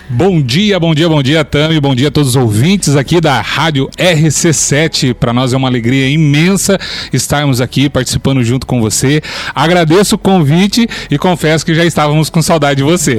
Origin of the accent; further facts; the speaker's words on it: Londrina, Paraná, Brazil; moved away as an adult; now in Lages, Brazil; Nós somos de Londrina, né, do estado uhum. do Paraná